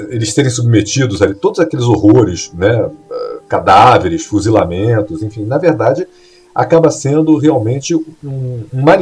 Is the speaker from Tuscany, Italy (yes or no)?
yes; Florence, Tuscany, Italy; A Toscana eh, que é a minha terra. Eu sou de Florença.